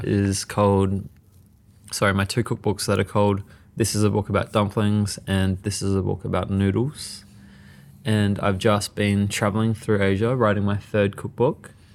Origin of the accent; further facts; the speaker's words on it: Perth, Western Australia, Australia; also born or lived in Mauritius; I was born in Perth, so I was brought up in Australia and went back and forth a lot.